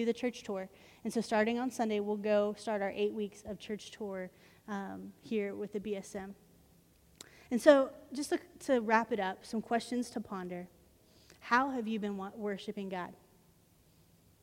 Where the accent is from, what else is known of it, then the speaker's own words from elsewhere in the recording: Arlington, United States; When I grew up in Arlington